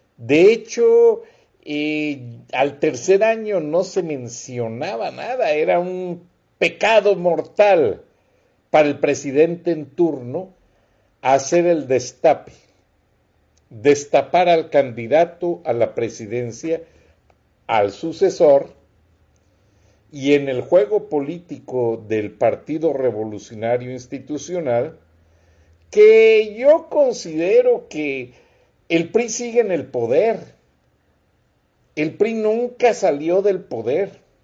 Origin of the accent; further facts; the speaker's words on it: Guanajuato, Mexico; yo soy guanajuatense